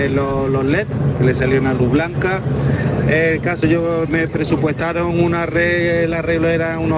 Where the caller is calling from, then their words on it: Seville, Andalusia, Spain; Soy … de Sevilla, ese que lo arregla todo, todo y todo.